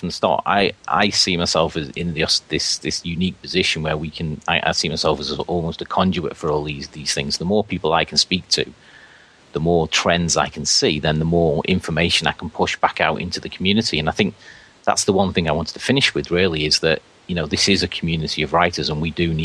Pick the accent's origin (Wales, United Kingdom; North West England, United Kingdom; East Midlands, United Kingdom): North West England, United Kingdom; Liverpool; accent: Scouse; I sound really scally with my Scouse accent